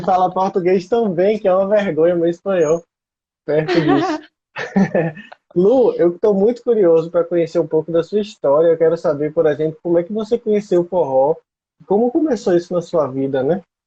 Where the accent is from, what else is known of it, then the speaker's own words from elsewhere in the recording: Northeast Region, Brazil; eu sou nordestino, a gente está aqui na Bahia